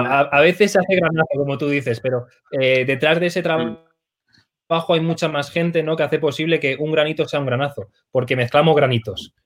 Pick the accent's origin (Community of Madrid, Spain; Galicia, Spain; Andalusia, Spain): Community of Madrid, Spain; Arganda del Rey; soy de Arganda del Rey